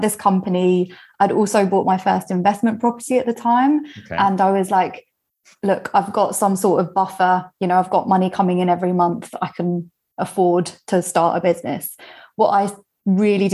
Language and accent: English; United Kingdom; I'm British